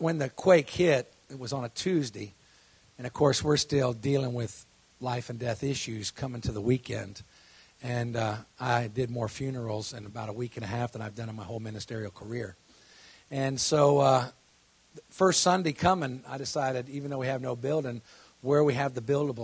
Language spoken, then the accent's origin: English; Florida, United States; I grew up in Florida